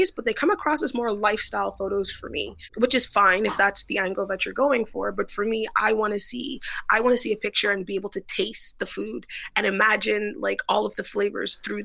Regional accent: Bahamas; moved away as an adult; now in Montreal, Canada; I was actually born and raised in the Bahamas.

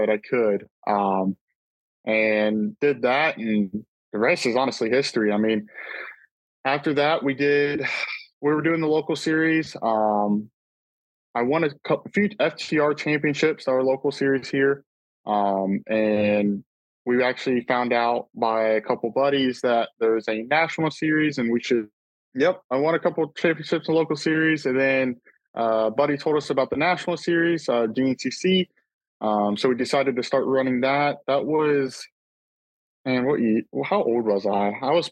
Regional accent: Florida, United States; I'm from Florida

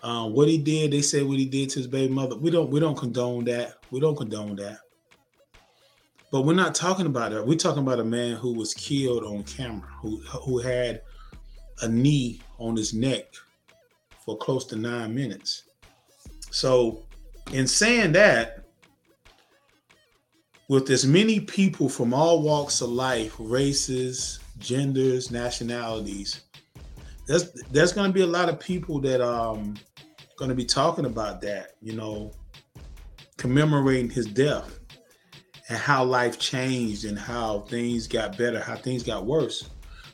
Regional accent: United States; we're American citizens. We're American citizens. I was born and raised here

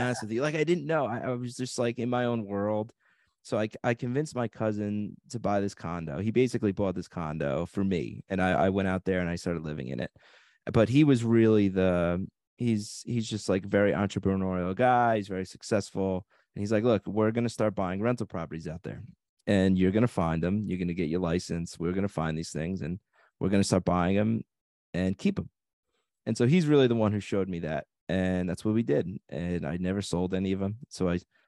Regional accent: Long Island, New York, United States; moved away as an adult; now in Las Vegas, United States

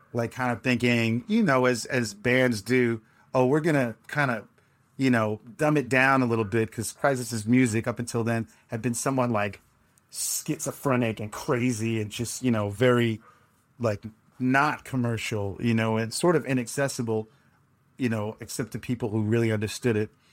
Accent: New York City, New York, United States; moved away as an adult; also born or lived in San Juan, Puerto Rico / Los Angeles; I was raised in New York City like, like many Puerto Ricans

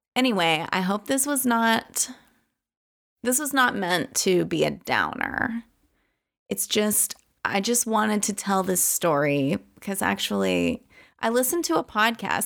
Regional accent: Louisiana, United States; I was a local from Louisiana.

